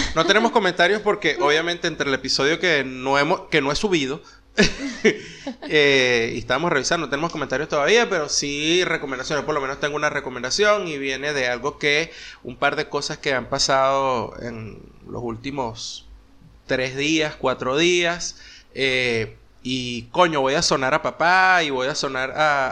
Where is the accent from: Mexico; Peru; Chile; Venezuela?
Venezuela; moved away as an adult; also born or lived in United States; cuando salimos de Venezuela y nos fuimos a, Estados Unidos